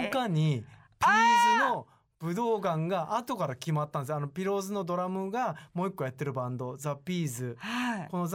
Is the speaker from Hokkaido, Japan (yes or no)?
yes; Otaru, Hokkaido, Japan; moved away as an adult; also born or lived in Tokyo; 北海道から来たので、その、関東の暑さがもう凄まじいんですよ。